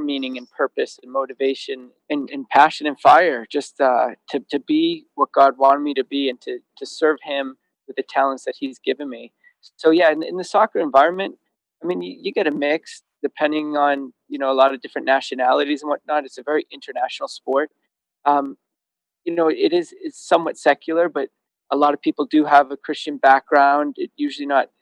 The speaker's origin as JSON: {"language": "English", "region": "Massachusetts", "country": "United States", "tie": "born or raised there", "said": "I always dreamed about being a pro athlete growing up in Massachusetts"}